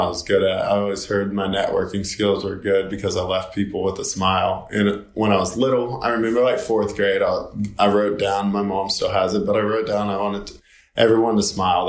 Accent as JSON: {"language": "English", "town": "Knoxville", "region": "Tennessee", "country": "United States", "tie": "born or raised there", "also_born_or_lived": "Murfreesboro, Tennessee", "lives_now": "Nashville, United States", "said": "I grew up in Knoxville, Tennessee"}